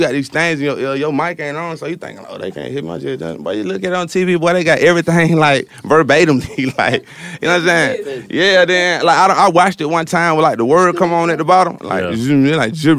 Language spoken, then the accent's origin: English; the South, United States; I'm from the South, like, so I ain't really just …, not my preference.